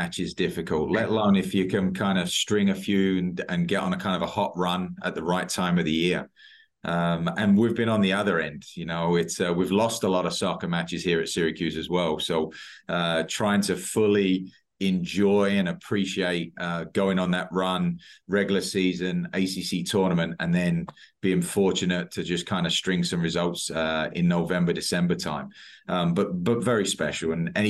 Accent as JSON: {"language": "English", "town": "Basildon", "region": "East of England", "country": "United Kingdom", "tie": "born or raised there", "also_born_or_lived": "East London", "moved": "as an adult", "lives_now": "United States", "said": "I was East London. Family was in East London. I lived in Essex, in Basildon, went to school in Southend."}